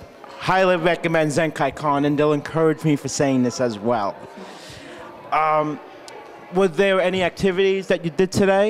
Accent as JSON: {"language": "English", "region": "New York", "country": "United States", "said": "we're from New York."}